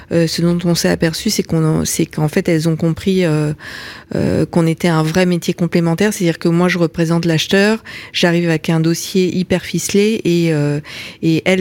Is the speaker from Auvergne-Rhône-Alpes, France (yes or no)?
yes; Lyon, Auvergne-Rhône-Alpes, France; je suis je suis lyonnaise d'origine